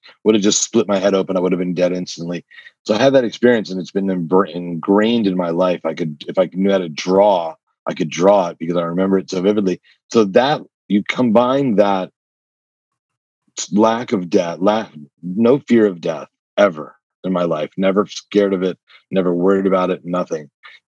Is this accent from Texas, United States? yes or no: no; New Jersey, United States; also born or lived in New York / Connecticut; So I was made in New York, but I was born in New Jersey, raised in New York, New Jersey, Connecticut, three states, 9 schools, 12 years before I graduated high school.